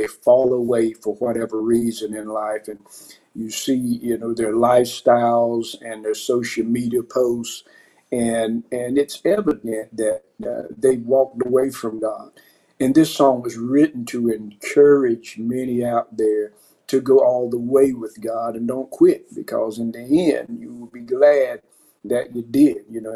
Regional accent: Fayetteville, North Carolina, United States; moved away as an adult; now in South Korea; My hometown is Fayetteville, North Carolina

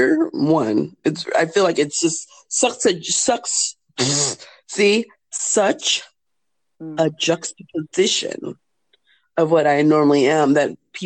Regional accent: California, United States; moved away as an adult; now in Germany; in the States, in California, where I'm from

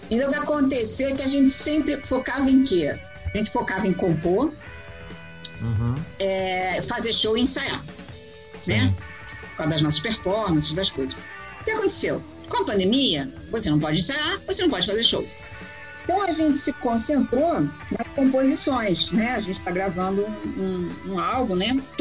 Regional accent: Brazil; O cara ficou tão comovido com o fato que eu vim do Brasil, cara, que ele, né, ele só escuta falar de Brasil, samba, mulata, futebol

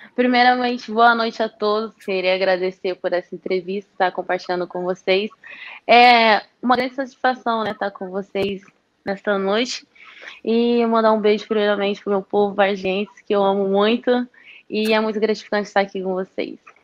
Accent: Varginha, Minas Gerais, Brazil; moved away; also born or lived in Rio de Janeiro; eu estava em Varginha, né, na quarentena, fiquei em casa

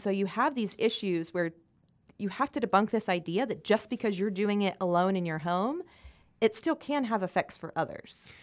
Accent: South Carolina, United States

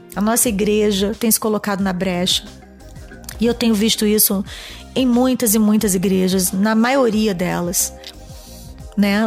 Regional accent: Rio de Janeiro, Brazil; also born or lived in Fortaleza, Ceará; Eu sou nordestina. Eu vim de Fortaleza com 4 anos de idade, morar no Rio de Janeiro

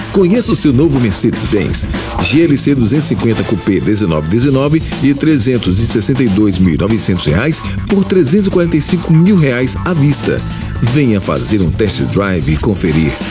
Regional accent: Bahia, Brazil; ele fala daquilo que é mais sagrado para nós que somos baianos.

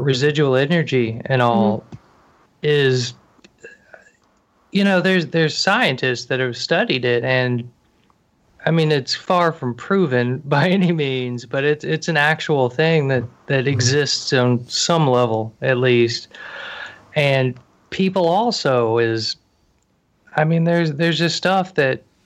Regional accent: outside of Atlanta, Georgia, United States; Georgia, outside of Atlanta

